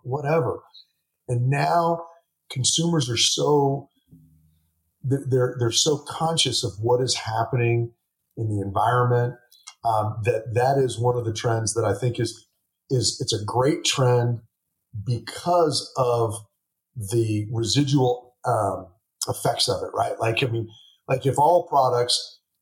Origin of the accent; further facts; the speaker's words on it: Texas, United States; I'm from Texas. I'm not from Atlanta